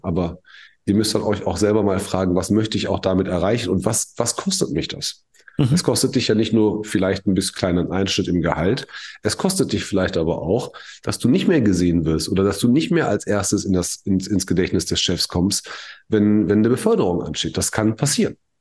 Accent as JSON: {"language": "German", "country": "Germany", "said": "bei uns in Deutschland"}